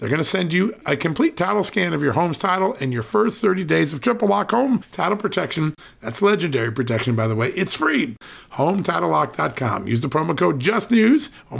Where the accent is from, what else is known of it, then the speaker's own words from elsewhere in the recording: Connecticut, United States; moved away; That's my old hope, state Connecticut